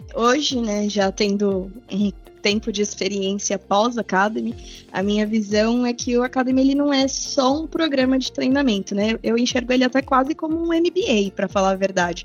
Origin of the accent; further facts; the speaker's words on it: São Paulo, Brazil; moved away as an adult; now in interior of São Paulo state, Brazil; sou natural de São Paulo, mas eu moro no interior há 10 anos já